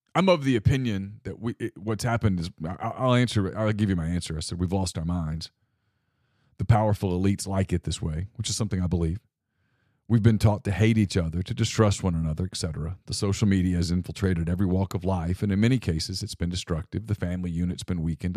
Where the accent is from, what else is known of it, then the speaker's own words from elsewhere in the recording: Ruston, Louisiana, United States; I grew up in Ruston, Louisiana, and our life was pretty simple